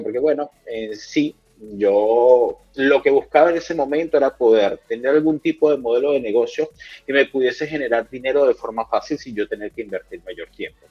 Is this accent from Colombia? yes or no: no; Venezuela; soy venezolano